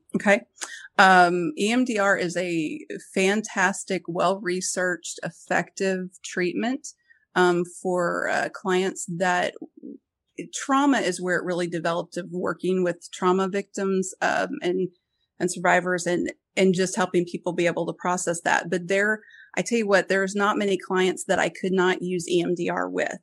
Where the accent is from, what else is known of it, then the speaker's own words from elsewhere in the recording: Springfield, Missouri, United States; where I grew up in Springfield